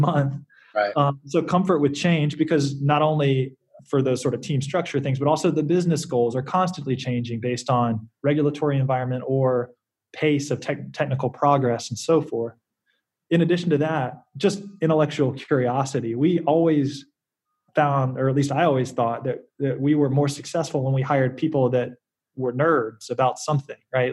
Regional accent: South Carolina, United States; moved away as an adult; I grew up in South Carolina

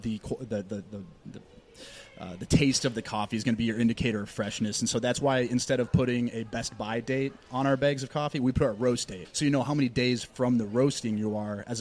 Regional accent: Plymouth, Minnesota, United States; moved away as an adult; also born or lived in Chicago; I was born and raised in Plymouth in Minnesota

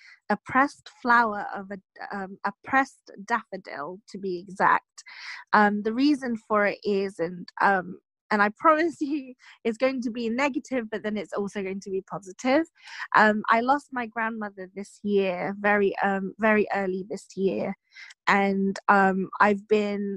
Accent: Philippines; now in England; I was born and raised in the Philippines.

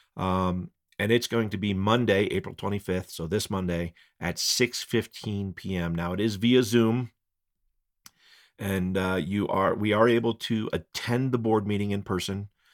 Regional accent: Fort Collins, Colorado, United States; now in Estes Park, United States; I grew up skateboarding down in Fort Collins

